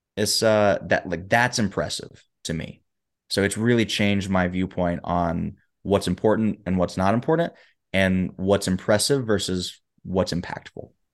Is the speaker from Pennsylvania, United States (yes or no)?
no; Huntsville, Alabama, United States; moved away as an adult; also born or lived in Michigan; I was born and raised in Huntsville, Alabama